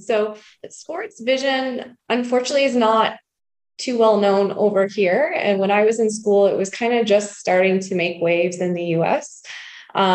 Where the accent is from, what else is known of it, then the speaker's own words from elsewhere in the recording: South Windsor, Ontario, Canada; Okay. So we're both born and raised in South Windsor.